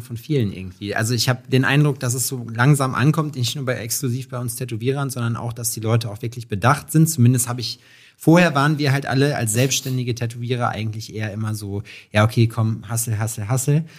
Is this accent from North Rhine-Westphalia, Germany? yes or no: yes; Schalksmühle, North Rhine-Westphalia, Germany; ich komme aus Schalksmühle